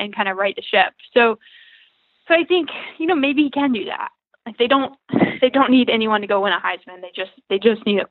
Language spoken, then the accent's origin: English; the South, United States; moved away; I'm from the South